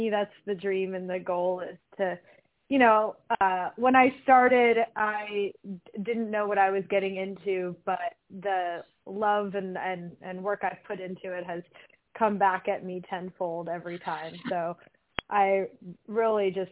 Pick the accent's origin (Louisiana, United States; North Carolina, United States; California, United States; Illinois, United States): California, United States; moved away as an adult; also born or lived in Brooklyn, New York; I was born and raised in California